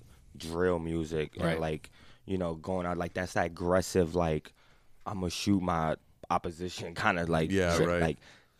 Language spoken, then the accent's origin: English; Harlem, New York, United States; You know, because I'm from Harlem. So it's like being from Harlem and having a group from Harlem that's so close to where you live from.